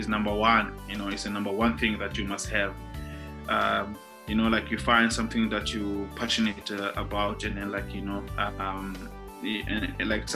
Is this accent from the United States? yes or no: no; Cape Town, Western Cape, South Africa; I was born and bred in Khayelitsha back in the days in 1986.